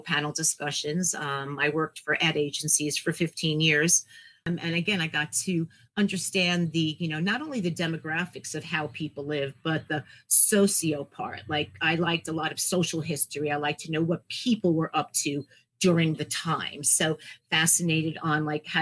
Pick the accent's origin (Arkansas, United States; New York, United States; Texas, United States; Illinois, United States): New York, United States; New York City; I'm a New Yorker, born and raised New Yorker in Queens